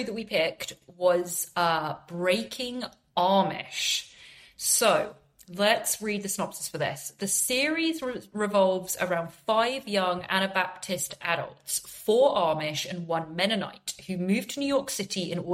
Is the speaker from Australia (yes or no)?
no; England, United Kingdom; I'm from England